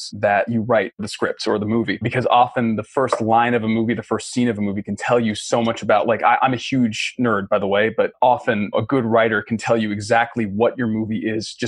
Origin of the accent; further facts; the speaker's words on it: Boston, Massachusetts, United States; as a young Black kid growing up in Boston